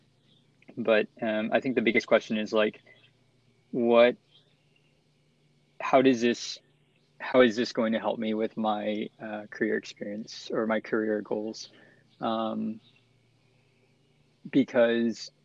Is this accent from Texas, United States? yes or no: yes; San Marcos, Texas, United States; my hometown of San Marcos, Texas